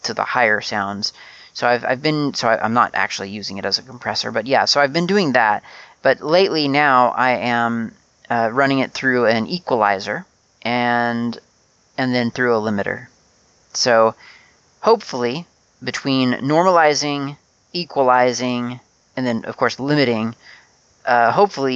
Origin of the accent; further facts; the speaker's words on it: United States; I grew up in the USA and was very used to month, day, year.